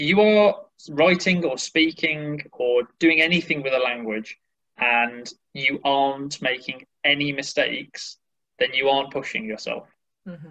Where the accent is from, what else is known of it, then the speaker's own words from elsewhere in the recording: Sedgley, West Midlands, United Kingdom; moved away as an adult; also born or lived in Sheffield / Germany / Ireland; now in Edinburgh, United Kingdom; I actually grew up near Birmingham in England in a little village called Sedgley. That's in the West Midlands area.